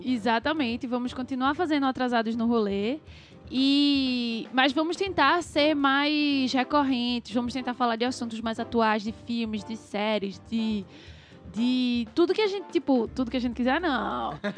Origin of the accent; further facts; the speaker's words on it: Brazil; a gente é brasileiro